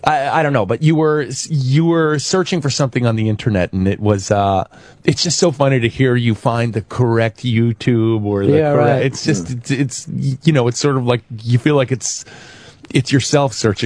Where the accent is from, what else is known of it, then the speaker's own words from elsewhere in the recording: New York City, New York, United States; I grew up in Chelsea. I grew up on 17th and 7th.